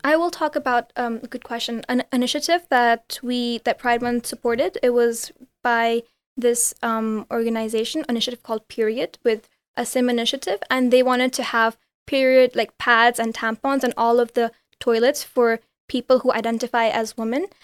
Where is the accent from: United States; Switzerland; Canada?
Switzerland; Geneva; also born or lived in India; I'm from India originally. I grew up in Geneva.